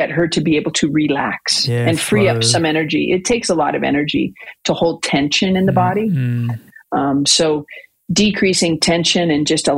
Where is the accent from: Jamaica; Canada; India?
Canada; We're all Canadian